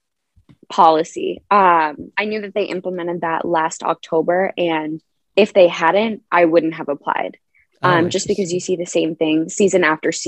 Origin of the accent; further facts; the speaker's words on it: Naperville, Illinois, United States; my hometown of Naperville, and we were at my childhood dance studio